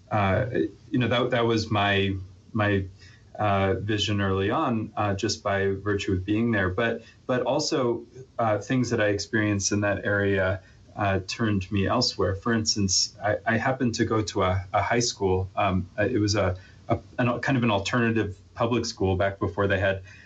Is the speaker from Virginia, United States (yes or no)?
yes; Arlington, Virginia, United States; moved away as an adult; also born or lived in New York; now in Colorado, United States; I grew up in the East Coast, in Virginia, and within the Beltway in Arlington, Virginia